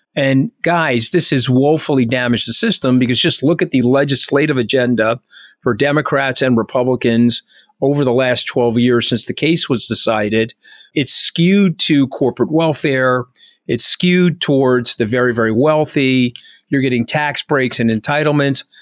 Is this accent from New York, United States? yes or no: yes; New York, United States; I'm a New Yorker